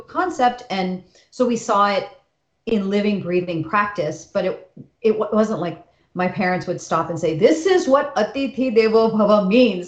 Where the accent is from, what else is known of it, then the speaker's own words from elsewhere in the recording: United States; for those of us born and raised here. We don't feel like guests in this country. Yeah. We are American